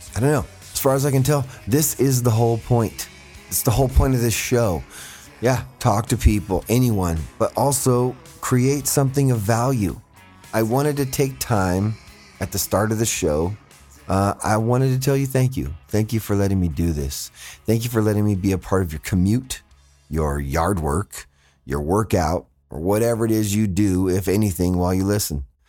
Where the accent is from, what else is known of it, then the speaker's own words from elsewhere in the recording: Fresno, California, United States; my hometown of Fresno